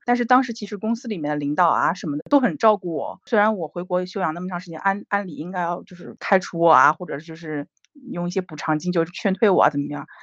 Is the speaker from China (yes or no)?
yes; Jiangnan, China; moved away as an adult; now in Denmark; 我们江南这边